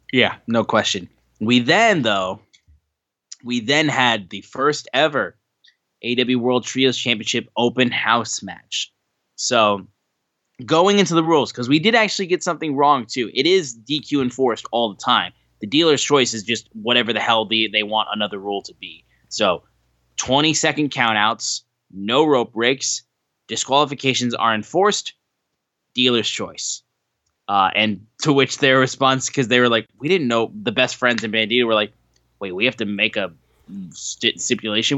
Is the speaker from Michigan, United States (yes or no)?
yes; Michigan, United States; we're from Michigan